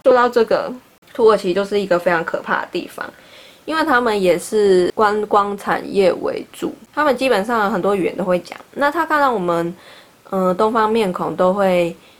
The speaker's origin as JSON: {"language": "Chinese", "town": "Taipei", "country": "Taiwan", "said": "我说我是从台湾来的，然后她就说台湾的哪里，我说台北"}